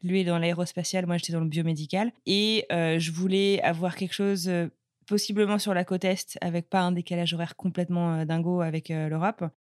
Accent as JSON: {"language": "French", "country": "France", "also_born_or_lived": "Buffalo, United States", "moved": "as an adult", "lives_now": "Cambridge, United States", "said": "je suis française"}